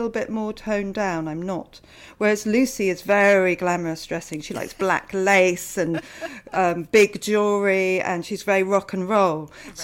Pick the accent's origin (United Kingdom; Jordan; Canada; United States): United Kingdom; I'm British